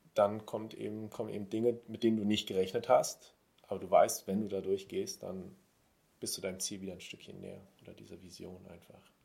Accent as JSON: {"language": "German", "region": "Berlin", "country": "Germany", "tie": "born or raised there", "said": "aus Berlin, gebürtiger Berliner."}